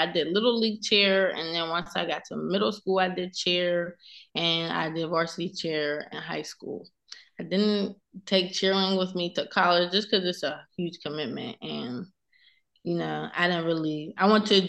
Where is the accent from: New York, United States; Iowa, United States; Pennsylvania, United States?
Pennsylvania, United States; Penn Hills; I am from Pittsburgh, PA. The Penn Hills area